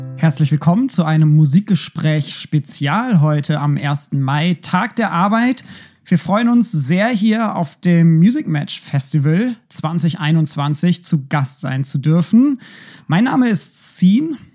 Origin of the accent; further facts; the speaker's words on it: Schleswig-Holstein, Germany; moved away as an adult; now in Berlin, Germany; ich bin ja in Schleswig-Holstein auch aufgewachsen.